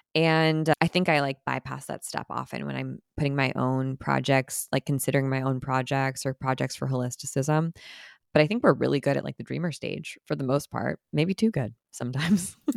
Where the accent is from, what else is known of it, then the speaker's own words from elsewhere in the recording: Orange County, California, United States; I grew up in Orange County, and so pretty close to the original Disneyland